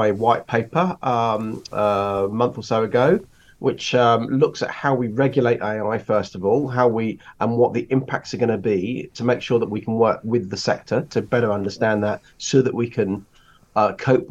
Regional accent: Rugby, West Midlands, United Kingdom; moved away as an adult; now in London, United Kingdom; I was born in Rugby. I moved to London when I was 19, so I've had all my adult life here.

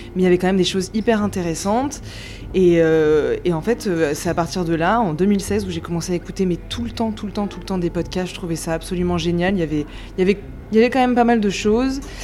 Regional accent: Grenoble, Auvergne-Rhône-Alpes, France; now in Paris, France; Moi je viens de Grenoble à la base et je suis arrivée à Paris

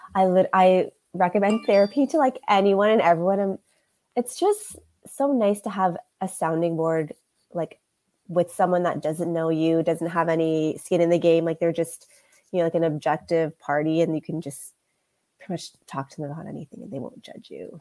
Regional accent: Canada; I also grew up in like a Canadian culture

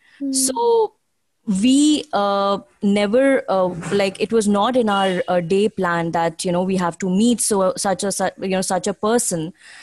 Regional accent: Prayagraj, Uttar Pradesh, India; moved away as an adult; now in Noida, India; my hometown where it like in UP, that's Allahabad, which has renamed as Prayagraj.

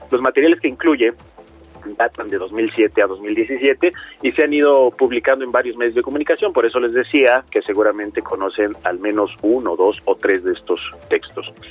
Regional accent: Mexico; en gran medida ese choque cultural nos atrae mucho como lectores mexicanos.

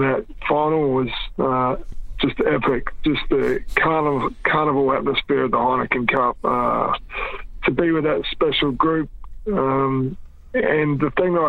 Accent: Brisbane, Queensland, Australia; also born or lived in New Zealand; even though I was born in New Zealand, I lived there till I was 9 years of age. My family, like a lot of Kiwi families, looked for better opportunities and moved to Australia. And when I moved to Australia, I moved to Queensland, Brisbane

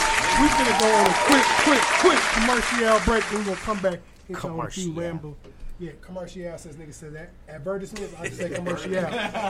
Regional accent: Chicago, Illinois, United States; now in St. Louis, United States; I'm from the Chicagoland area. I mean, I graduated from Lincoln, came out here. I've been around multiple cities.

